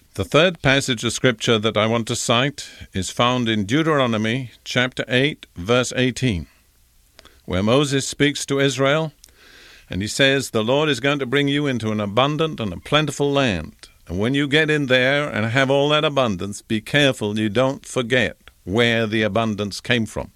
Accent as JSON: {"language": "English", "country": "United Kingdom", "tie": "born or raised there", "said": "as a young boy growing up in Britain, in the Anglican Church"}